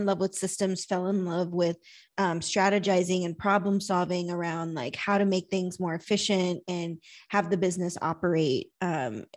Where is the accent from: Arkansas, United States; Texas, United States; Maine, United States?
Texas, United States; San Antonio; I'm from San Antonio, Texas, business operations consultant